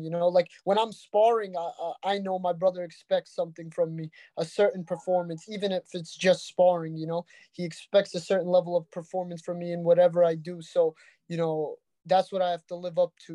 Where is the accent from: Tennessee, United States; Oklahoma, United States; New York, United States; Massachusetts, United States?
New York, United States; Brooklyn; We're from Brooklyn